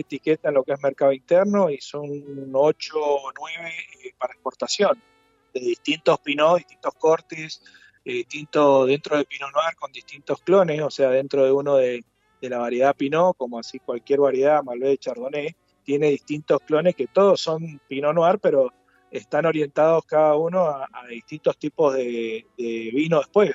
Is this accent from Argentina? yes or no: yes; Mendoza, Argentina; soy oriundo mendocino